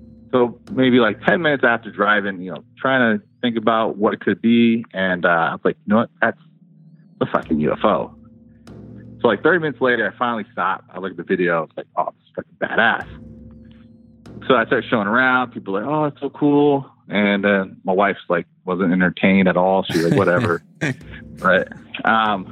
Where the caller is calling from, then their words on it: Los Angeles, California, United States; I am calling from